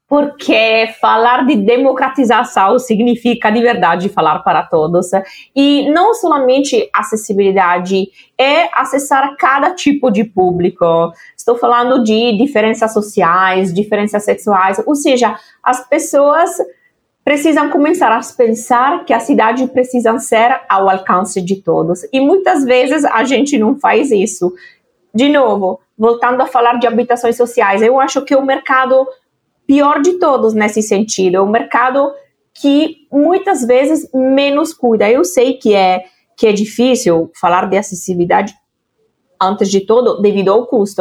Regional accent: Italy; now in Brazil; da Itália, naturalmente, onde, onde eu nasci

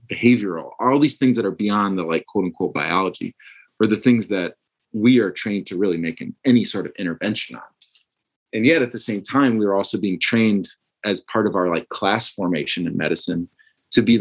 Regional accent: Minnesota, United States; I'm originally from Minnesota, which is where I am now

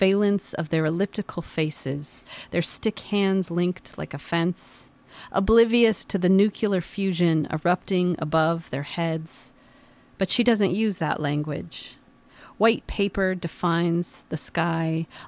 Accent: Yakima, Washington, United States; I grew up in Yakima

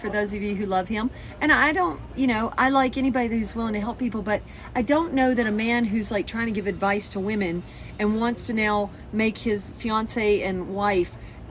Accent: United Kingdom; now in Texas, United States; I'm British in Texas.

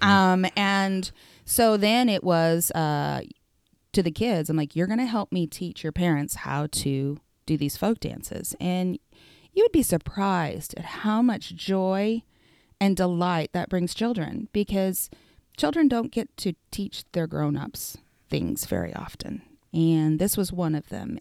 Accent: Ponca City, Oklahoma, United States; also born or lived in Wichita, Kansas / Connecticut; now in Stillwater, United States; I was raised in Ponca City

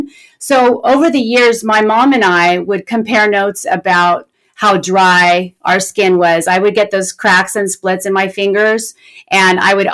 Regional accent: California, United States; I was born and raised in California. And I still live in California, not too far from where I was born.

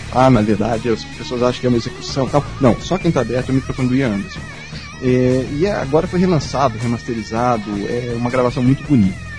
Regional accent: Brasília, Federal District, Brazil; now in Curitiba, Brazil; Eu nasci em 1974 em Brasília, eu sou brasileiro, eu moro em Curitiba hoje, mas eu sou brasileiro

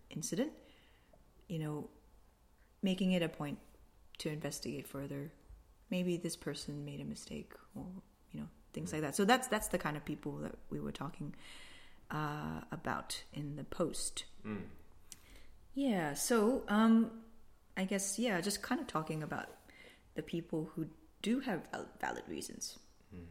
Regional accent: Malaysia; moved away as an adult; also born or lived in Queensland, Australia; now in Australia; grew up in Malaysia, came to Queensland to study a Bachelor of Occupational Therapy

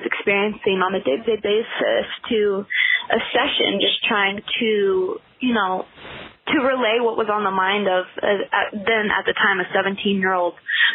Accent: Nashville, Tennessee, United States; I was born and raised in Nashville. I still live in Nashville.

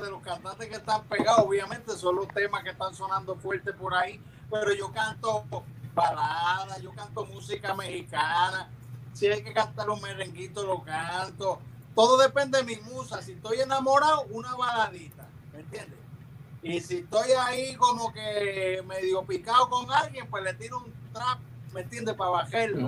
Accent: Cidra, Puerto Rico; yo soy del pueblo de Sidra, bueno, la ciudad de Sidra, la ciudad de la eterna primavera.

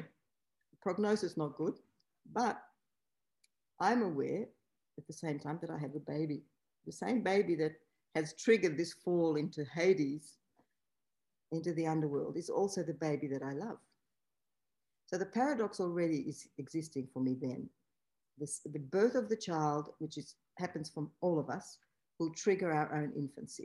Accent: Warsaw, Masovian Voivodeship, Poland; I was born in Warsaw, Poland.

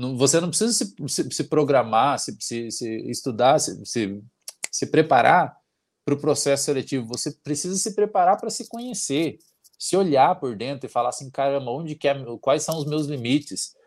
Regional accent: Santana do Itararé, Paraná, Brazil; moved away; Mas eu sou de Santana do Itararé, uma cidade que tem 5 mil habitantes.

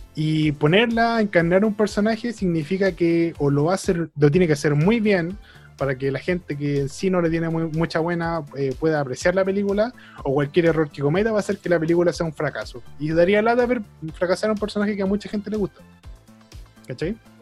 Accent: Chile; como chilenos, no identificamos nuestro propio acento porque somos chilenos

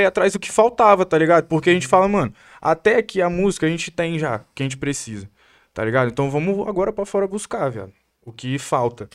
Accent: Vitória, Espírito Santo, Brazil; O bairro Santo Antônio, minha comunidade onde eu cresci, minha família mora lá até hoje

